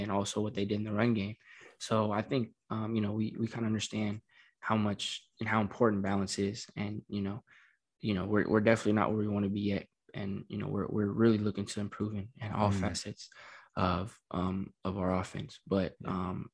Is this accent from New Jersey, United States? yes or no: no; Southern California, United States; moved away as an adult; growing up in Southern California